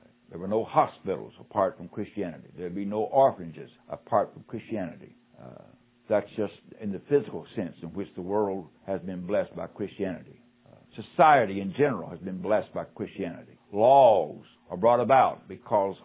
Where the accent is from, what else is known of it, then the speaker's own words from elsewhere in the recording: West Virginia, United States; also born or lived in Arkansas; now in Mississippi, United States; West Virginia is my home state